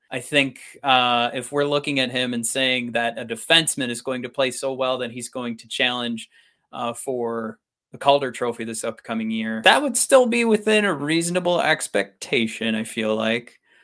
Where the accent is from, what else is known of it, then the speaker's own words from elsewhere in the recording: Michigan, United States; we're from Michigan